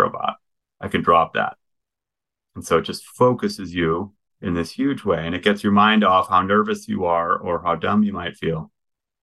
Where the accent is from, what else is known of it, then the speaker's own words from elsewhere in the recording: Midwest, United States; I'm from the Midwest.